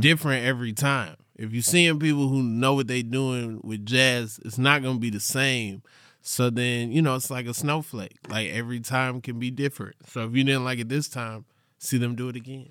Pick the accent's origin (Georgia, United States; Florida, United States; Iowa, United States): Georgia, United States; Atlanta; from Atlanta, Georgia